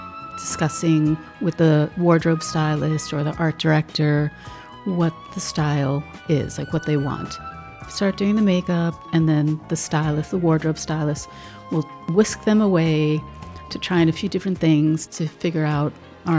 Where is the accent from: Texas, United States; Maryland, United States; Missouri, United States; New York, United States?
New York, United States; New York City; in my home growing up in Brooklyn